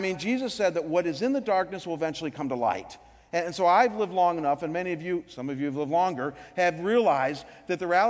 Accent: Cleveland, Ohio, United States; my hometown in Cleveland

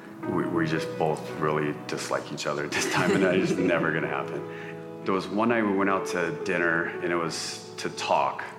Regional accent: Southern California, United States; I grew up in Southern California

